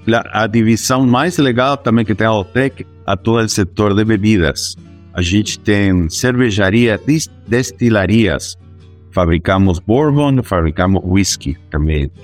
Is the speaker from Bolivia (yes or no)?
yes; Bolivia; Portuguese is a second language; moved away as an adult; now in Brazil; eu sou boliviano de nascimento, mas latino-americano já de, de exercício, não? Estou já 22 anos fora da Bolívia